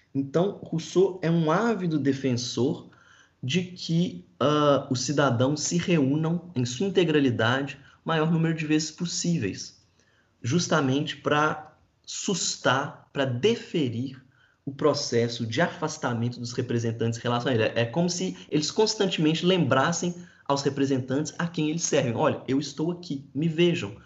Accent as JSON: {"language": "Portuguese", "country": "Brazil", "said": "eu sou brasileiro"}